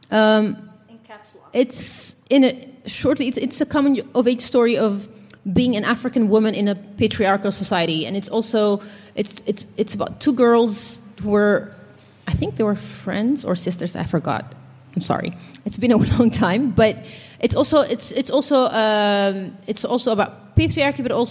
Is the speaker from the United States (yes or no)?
no; Netherlands; English is a second language; I missed in my life growing up in the Netherlands is uh, I read a lot.